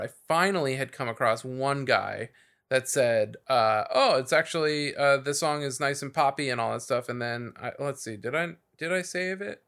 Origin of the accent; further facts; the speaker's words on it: South Bay, California, United States; I grew up in the South Bay, so this is, like, finally I'm, like, in the area that I know. It's, like, Torrance, Redondo, Hermosa, Manhattan Beach